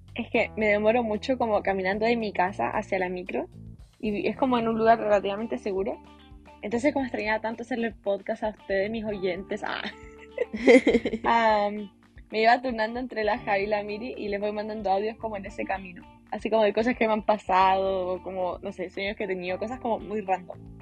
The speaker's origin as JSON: {"language": "Spanish", "country": "Chile", "accent": "Chilean", "said": "hablando no chileno, así como español neutro"}